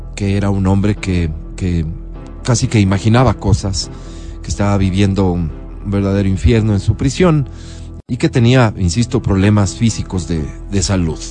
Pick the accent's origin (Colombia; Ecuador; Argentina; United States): Ecuador; Como ecuatoriano